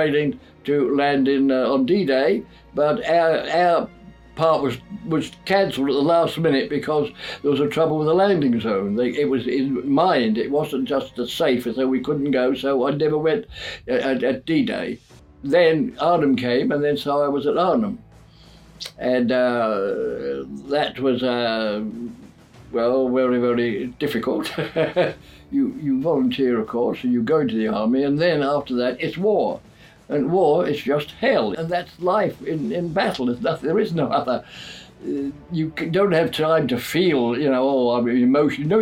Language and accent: English; London, United Kingdom; now in Whitstable, United Kingdom; I was born in London in 1922